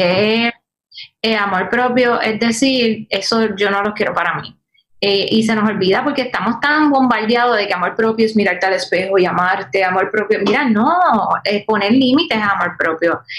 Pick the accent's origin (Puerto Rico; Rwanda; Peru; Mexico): Puerto Rico; como buena puertorriqueña